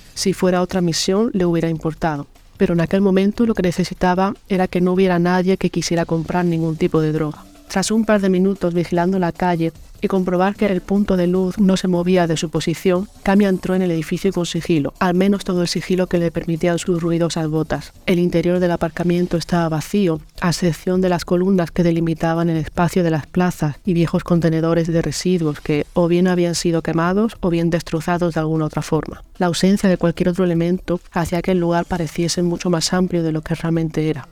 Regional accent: Almería, Andalusia, Spain; soy escritora almeriense

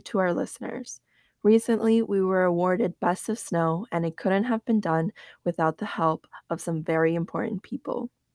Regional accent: United States; growing up, especially in America

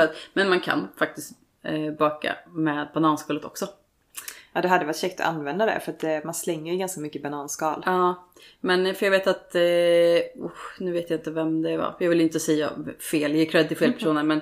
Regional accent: Småland, Sweden; jag är smålänning

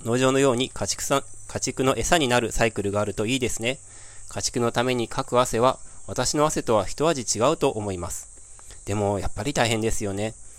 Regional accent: Hyogo, Japan; moved away; 実家は僕兵庫県なんですけど

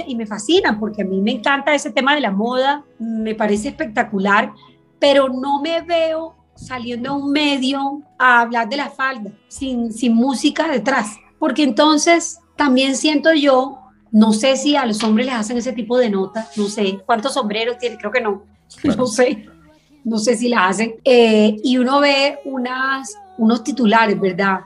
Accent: Caribbean Region, Colombia; yo me crié, bueno, en el Caribe para nosotros la comida es todo alrededor de la comida eh, y específicamente la zona de donde yo soy

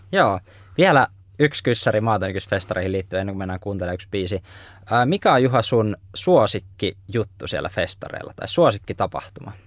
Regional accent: Laukaa, Central Finland, Finland; Mäkin olen nimittäin Laukaasta kotoisin

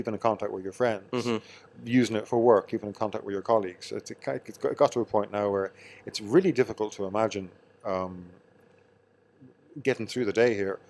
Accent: County Meath, Ireland; No, I'm from Meath.

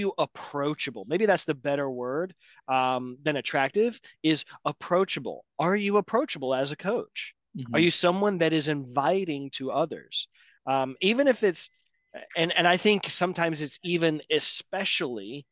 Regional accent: Atlanta, Georgia, United States; I'm from Atlanta

